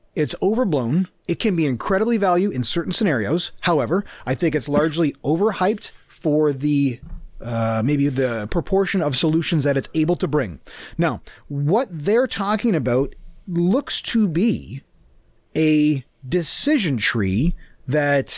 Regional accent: Canada; also born or lived in United States; I'm Canadian

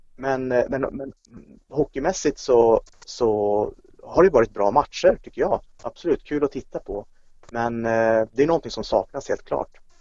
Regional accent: Kiruna, Norrbotten County, Sweden; now in Norrköping, Sweden; Jag är uppvuxen i Kiruna, det är visserligen 20 år sedan jag flyttade därifrån

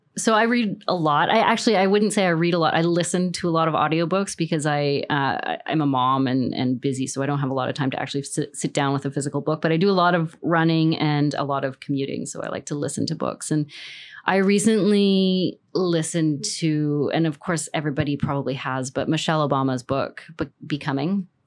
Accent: Canada; I'm Canadian

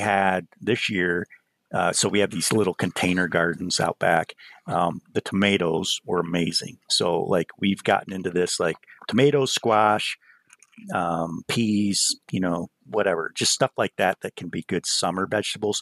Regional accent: the Adirondacks, New York, United States; I grew up in a hunting family because I grew up here in the Adirondacks

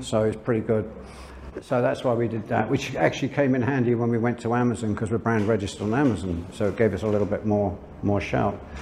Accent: London, United Kingdom; moved away as an adult; also born or lived in France; now in Chiang Mai, Thailand; I'm from London, England.

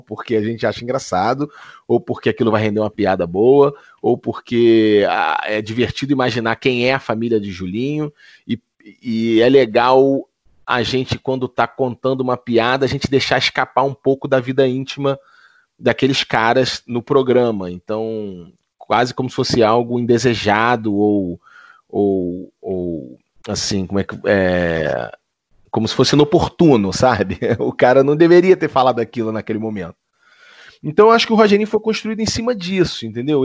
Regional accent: Niterói, Rio de Janeiro, Brazil; eu sou de Niterói

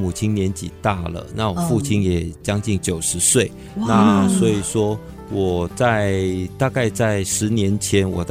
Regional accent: Malaysia; 是我爸爸算是第二代在马来西亚出生的第一代华人。我爷爷是从呃大陆从广东省过来的，

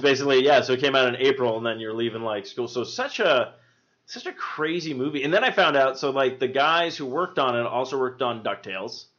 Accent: Albuquerque, New Mexico, United States; I grew up in Albuquerque

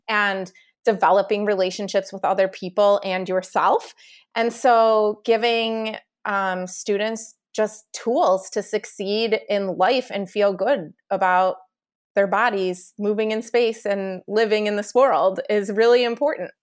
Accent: Chicago, Illinois, United States; moved away; also born or lived in New York; I'm from Chicago

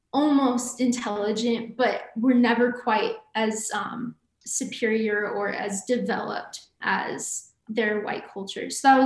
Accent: Provo, Utah, United States; I'm from Provo.

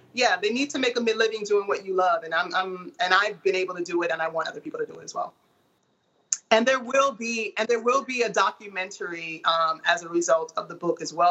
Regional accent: Portland, United States; moved away; Portland is my hometown

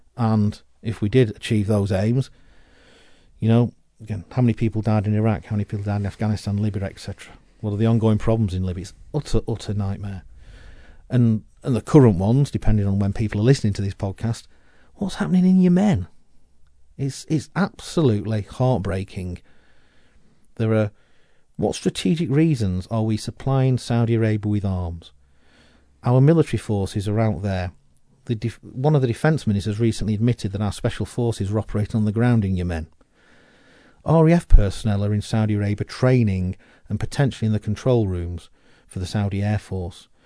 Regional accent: United Kingdom; We are British

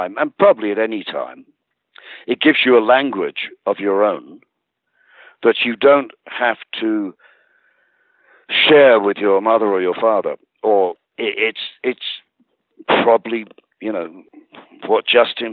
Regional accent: England, United Kingdom; growing up in England at that time

